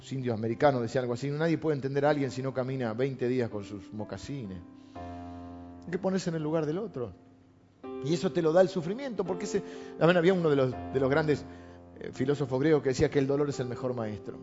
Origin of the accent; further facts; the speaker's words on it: La Plata, Buenos Aires Province, Argentina; also born or lived in Morón; Yo nací en La Plata.